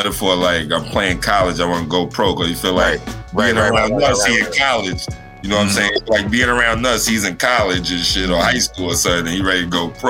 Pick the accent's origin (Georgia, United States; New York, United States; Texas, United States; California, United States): New York, United States; I'm actually from Brooklyn